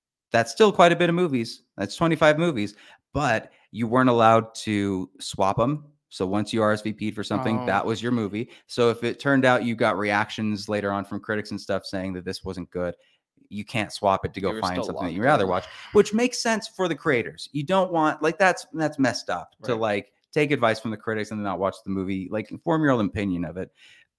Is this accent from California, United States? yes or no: no; St. George, Utah, United States; I did that, I'm from St. George.